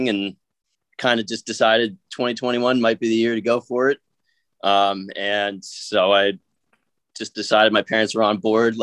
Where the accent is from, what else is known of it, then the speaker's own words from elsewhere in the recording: Seattle, Washington, United States; I'm from Seattle